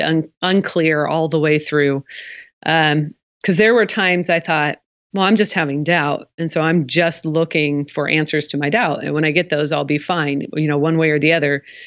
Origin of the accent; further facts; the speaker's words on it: the Northwest, Pacific Northwest, United States; I am from the Northwest